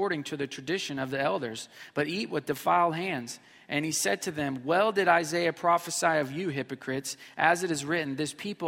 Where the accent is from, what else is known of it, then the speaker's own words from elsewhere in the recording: Missouri, United States; moved away; I grew up in Missouri